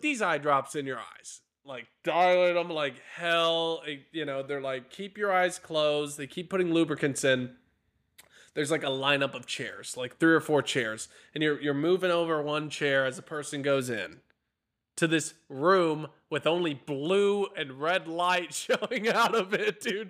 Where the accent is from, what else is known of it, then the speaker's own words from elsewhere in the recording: near Shiner, Texas, United States; I grew up near Shiner